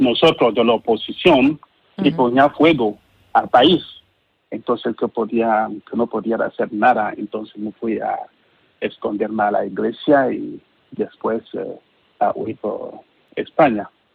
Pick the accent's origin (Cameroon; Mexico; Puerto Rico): Cameroon; Spanish is a second language; moved away as an adult; now in Spain; soy de Camerún